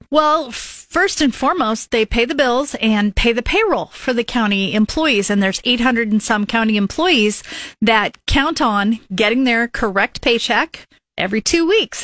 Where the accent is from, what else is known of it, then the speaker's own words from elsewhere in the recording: Lincoln, Nebraska, United States; I grew up here in Northeast Lincoln